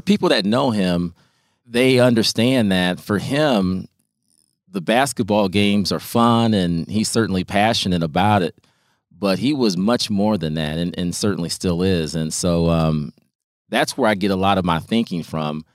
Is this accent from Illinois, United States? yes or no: yes; Peoria, Illinois, United States; as somebody who was helped by other people as a youth growing up in Peoria.